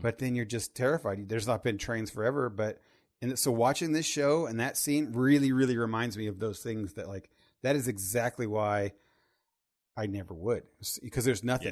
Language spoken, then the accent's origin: English; Terre Haute, Indiana, United States; I'm from Terre Haute, Indiana